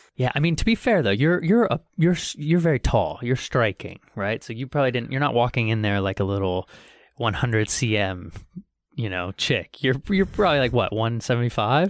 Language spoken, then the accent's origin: English; United States; being American